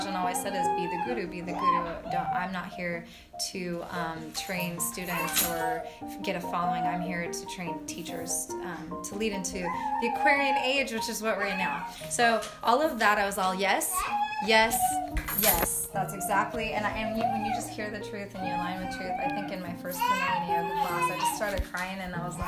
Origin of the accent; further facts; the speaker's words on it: Fresno, California, United States; also born or lived in Santa Cruz; now in Long Beach, United States; I grew up in Fresno